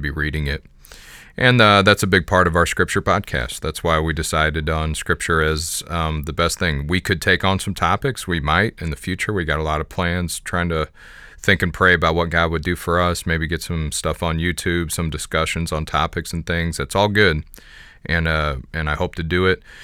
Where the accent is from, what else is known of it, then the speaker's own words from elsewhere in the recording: Jefferson County, Missouri, United States; I was raised in Jefferson County, which is, doesn't have, at the time I was living there, did not have the distinction of being rural